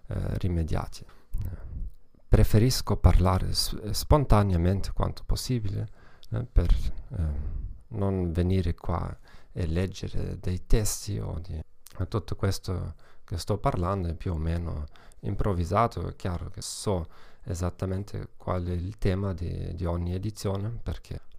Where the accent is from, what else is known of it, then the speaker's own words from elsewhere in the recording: Germany; Italian is a second language; Come vedete non sono italiano affatto, sono tedesco e una piccola precauzione all'inizio, eh, quasi mai non ho la, l'opportunità di parlare italiano